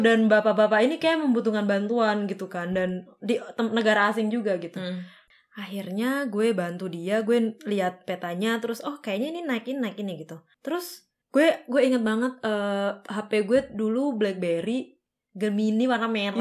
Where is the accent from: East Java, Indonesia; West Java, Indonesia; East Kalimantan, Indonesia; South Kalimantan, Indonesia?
East Java, Indonesia; Tulungagung; moved away as an adult; now in Germany; aku dari Jawa Timur kota paling selatan oh. namanya Tulungagung